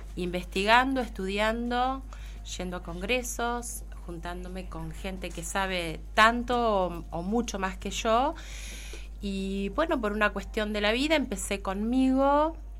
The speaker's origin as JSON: {"language": "Spanish", "town": "Coronel Dorrego", "region": "Buenos Aires Province", "country": "Argentina", "moved": "yes", "lives_now": "Bahía Blanca, Argentina", "said": "soy de Coronel Dorrego"}